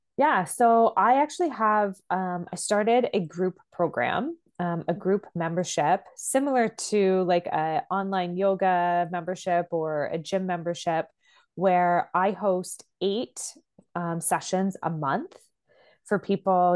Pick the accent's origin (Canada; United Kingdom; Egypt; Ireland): Canada; I'm Canadian